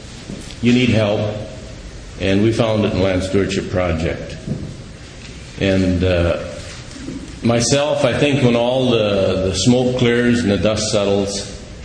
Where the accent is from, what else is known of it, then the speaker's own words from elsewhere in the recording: United States; We're from Dodge County